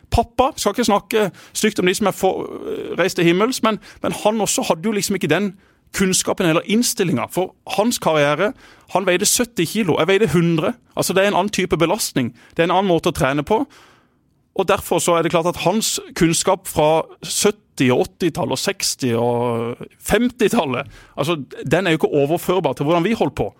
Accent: Kristiansand, Agder, Norway; Jeg har ikke vokst opp der, jeg har vokst opp på Gimlekollen

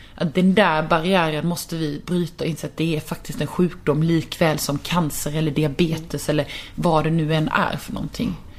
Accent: Karlshamn, Blekinge, Sweden; jag kommer från en liten stad, jag kommer från Karlshamn

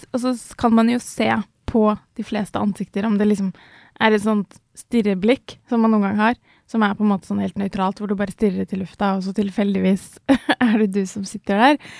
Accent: Ski, Akershus, Norway; jeg vokste opp eh, utenfor Oslo, i, eh, i, Ski.

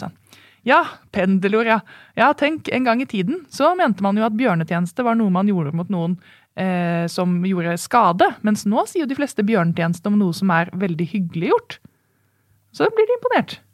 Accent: Oslo, Norway; also born or lived in Bærum; Jeg er jo født i Bærum, så da er jeg en bæring. Ja. Men jeg kommer fra Oslo.

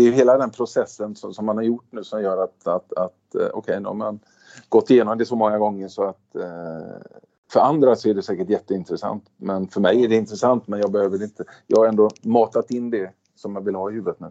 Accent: Sweden; now in Stavanger, Norway; vi är svenskar

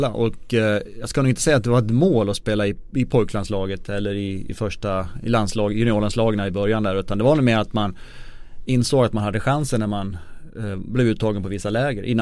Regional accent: Avesta, Dalarna County, Sweden; moved away; also born or lived in Detroit; jag kommer från Avesta i Dalarna

